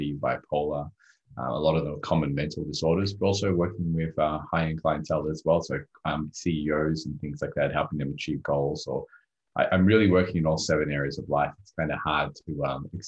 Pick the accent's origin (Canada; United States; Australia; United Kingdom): Australia; English is a second language; also born or lived in Rodrigues, Mauritius; when I first came to Australia at 4 years old, I came from a third world country at the time called Rodriguez, right next to a small island called Mauritius. And when I came to Australia, I barely spoke English